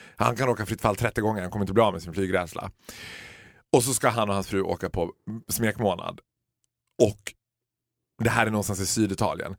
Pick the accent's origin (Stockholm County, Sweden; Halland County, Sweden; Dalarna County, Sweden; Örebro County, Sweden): Dalarna County, Sweden; Borlänge; Vi födda och uppvuxna i Borlänge